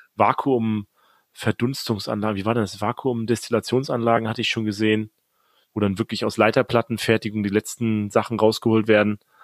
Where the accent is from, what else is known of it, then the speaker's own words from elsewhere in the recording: the East, East Germany, Germany; wir kommen ja beide aus dem Osten auch